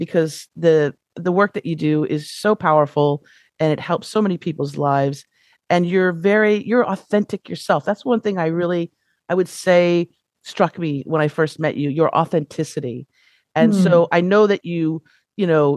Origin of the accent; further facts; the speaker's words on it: Los Angeles, California, United States; I was, you know, born and raised in Los Angeles